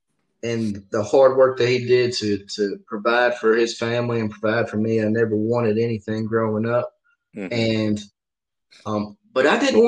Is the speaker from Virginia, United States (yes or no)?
no; Blytheville, Arkansas, United States; also born or lived in Pennsylvania; I was raised in Arkansas. I was born in Pennsylvania, but raised there in Blytheville.